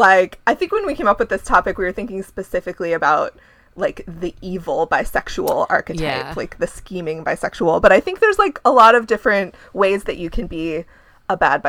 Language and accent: English; Ohio, United States; now in Chicago, United States; I'm from Ohio